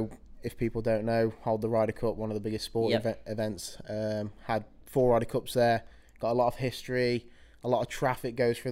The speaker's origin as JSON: {"language": "English", "town": "Birmingham", "region": "West Midlands", "country": "United Kingdom", "said": "from Birmingham Way, 21 years old"}